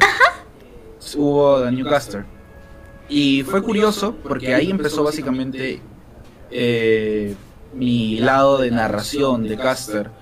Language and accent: Spanish; Lima, Peru; actualmente vivo aquí en Lima, soy de Lima mm, eh, y he crecido aquí, nunca me, he mudado